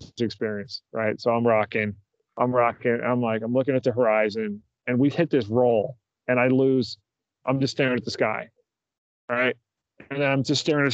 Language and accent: English; New Jersey, United States; moved away; my home state of New Jersey